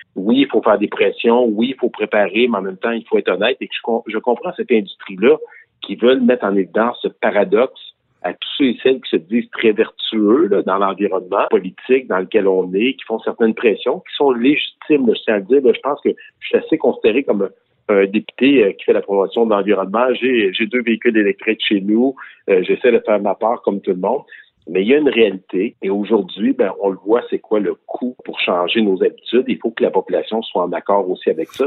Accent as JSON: {"language": "French", "region": "Quebec", "country": "Canada", "also_born_or_lived": "Victoriaville"}